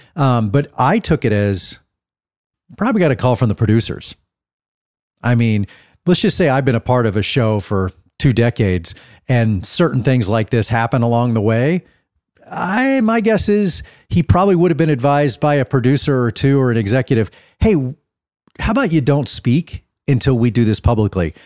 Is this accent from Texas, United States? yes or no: yes; Dallas, Texas, United States; I'm actually in my hometown of Dallas, as we said off the top. I'm, I have friends that I grew up with here in Dallas 'cause I lived and grew up in the same area since I was five years old